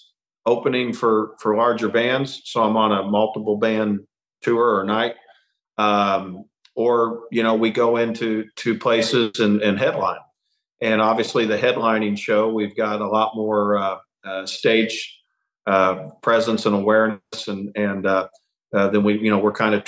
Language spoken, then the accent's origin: English; Kansas City, Missouri, United States; now in Nashville, United States; my hometown of Kansas City